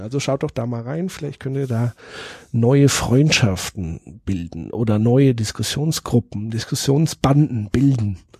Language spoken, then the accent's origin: German; Würzburg, Bavaria, Germany; Würzburg ist natürlich nicht nur meine Heimatstadt